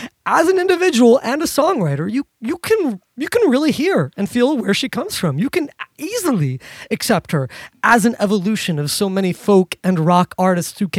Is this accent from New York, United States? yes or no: yes; New York City, New York, United States; Not just a New Yorker, but being from, born and raised in New York City